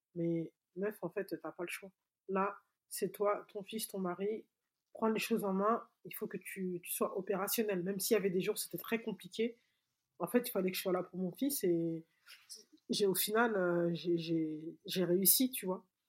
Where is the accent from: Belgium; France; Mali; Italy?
Mali; chez nous au Mali